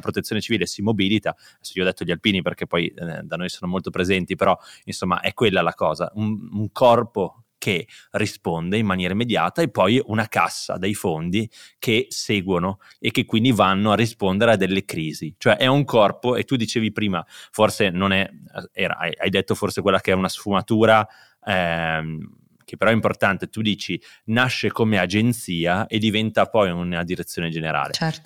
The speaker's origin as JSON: {"language": "Italian", "town": "Bergamo", "region": "Lombardy", "country": "Italy", "said": "io, io, sono bergamasco"}